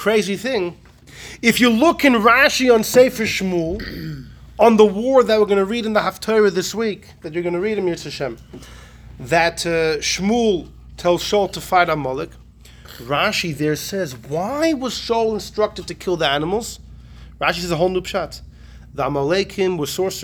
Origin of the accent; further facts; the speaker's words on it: Melbourne, Victoria, Australia; moved away; I grew up in Australia